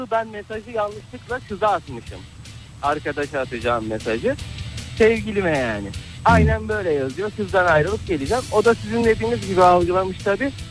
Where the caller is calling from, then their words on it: Istanbul, Turkey; ben İstanbul'dan.